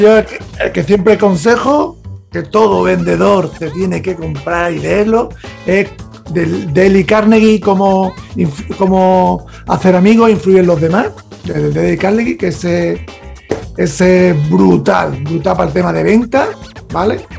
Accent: Andalusia, Spain; yo como soy andaluz

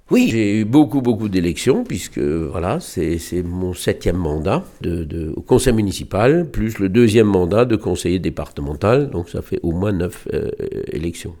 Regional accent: Strasbourg, Grand Est, France; now in Bischheim, France; je suis né à Strasbourg et, j'ai grandi mes premières années à Neudorf

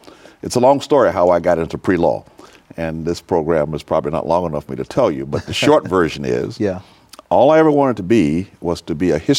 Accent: Winston-Salem, North Carolina, United States; also born or lived in Mount Airy, North Carolina / Salisbury, North Carolina; And so I grew up in Winston-Salem, North Carolina, and played ball, and went to school and all that sort of stuff. I'm a son of the South. I'm very proud of it.

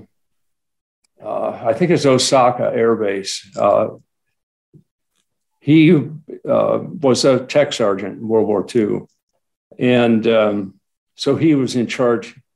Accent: Lynwood, California, United States; I grew up in Linwood

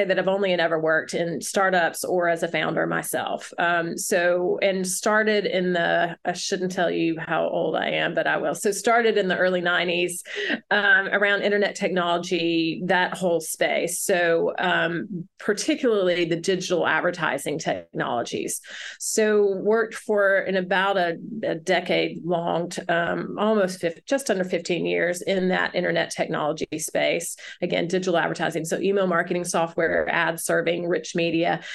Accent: Alabama, United States; also born or lived in Philadelphia; now in Chattanooga, United States; I'm from Alabama, went back home

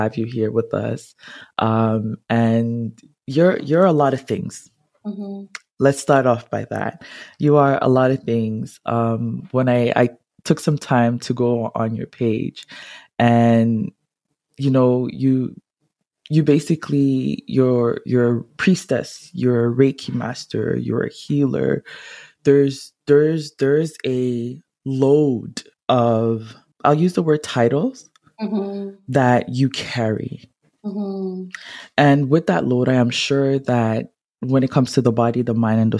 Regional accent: Montreal, Quebec, Canada; moved away as an adult; now in Gatineau, Canada; I'm originally from Montreal. I grew up in Montreal, but I left there like almost 10 years now. And living in Gatineau.

